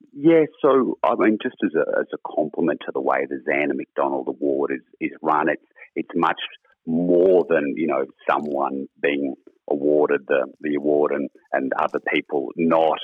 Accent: New England, New South Wales, Australia; I was um, born and raised in New England

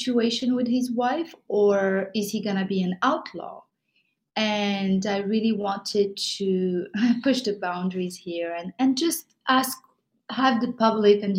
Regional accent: Casablanca, Casablanca-Settat, Morocco; also born or lived in Paris, France; now in New York, United States; I'm from Morocco. I grew up in Casablanca.

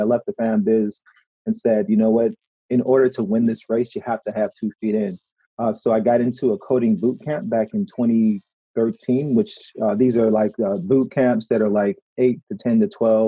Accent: Chicago, Illinois, United States; moved away as an adult; now in Detroit, United States; I'm from Chicago

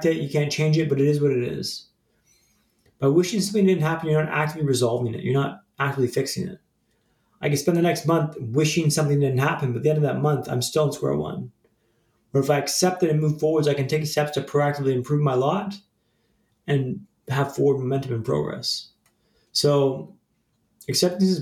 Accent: Vancouver, British Columbia, Canada; moved away as an adult; also born or lived in London; Vancouver, my hometown, when I lived in London

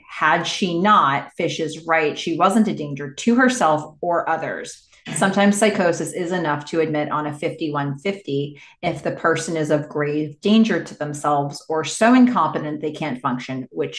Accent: Boulder, Colorado, United States; By the way, I've been meaning to tell you both that I'm originally from Boulder.

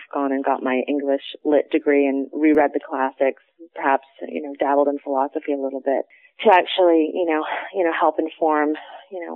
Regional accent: Toronto, Ontario, Canada; born and bred Torontonian

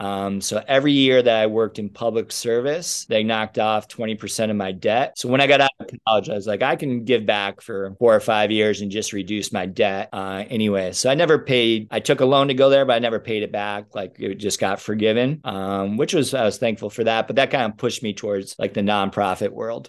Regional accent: Rochester, New York, United States; where I grew up in Rochester

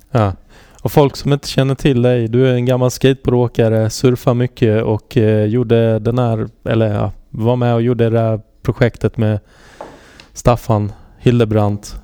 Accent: Halmstad, Halland County, Sweden; jag är uppvuxen i Halmstad

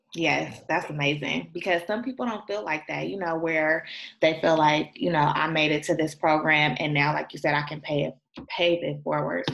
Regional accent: Oakland, California, United States; I am from Oakland, and I'm from like Oakland before it changed

